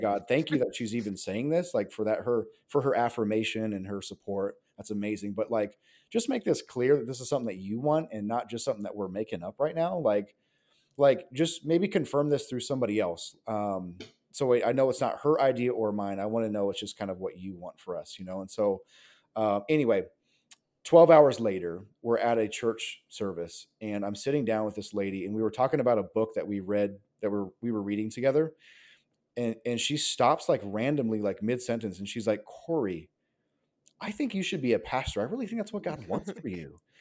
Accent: Nebraska, United States; moved away as an adult; now in California, United States; growing up in the Bible Belt, actually, in Nebraska, and so, um, so I move out here to California, um, to go to college

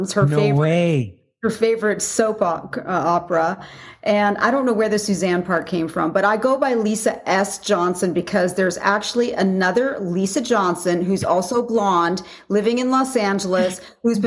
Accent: Alberta, Canada; moved away as an adult; also born or lived in California / Slave Lake, Alberta; now in Las Vegas, United States; even though I was born in California, I moved to Canada when I was 7 years old. So all my, formative years were in Canada

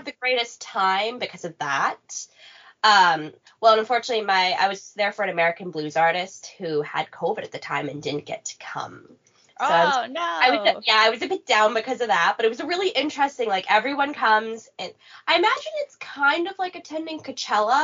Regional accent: Nevis, St. Kitts & Nevis; also born or lived in Regina, Saskatchewan, Canada; now in Winnipeg, Canada; I'm from Nevis, but I am born in Canada.

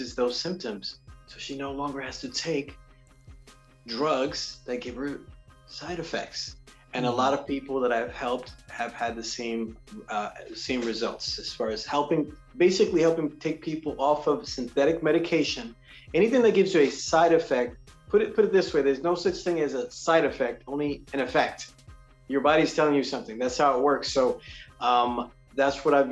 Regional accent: New York City, New York, United States; I'm originally born and raised in New York City

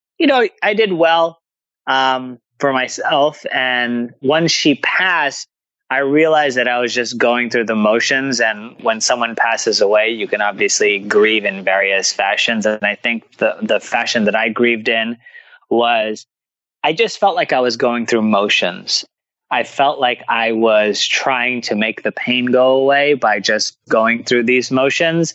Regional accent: New Jersey, United States; born or raised there

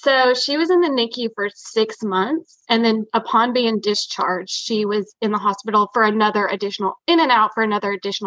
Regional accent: East Tennessee, United States; now in Aiken, United States; I'm from originally from East Tennessee, and I live in Aiken, South Carolina now

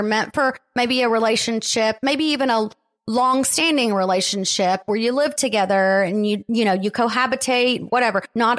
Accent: Tennessee, United States; I'm from Tennessee.

